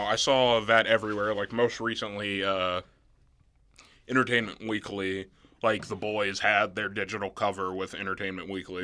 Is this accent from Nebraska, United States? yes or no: yes; Nebraska, United States; also born or lived in Mississippi; not growing up in Nebraska, like, until fifth grade onward